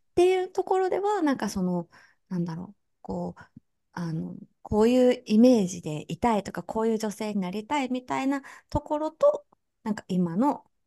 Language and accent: Japanese; Kansai, Japan; すぐ関西人だからさ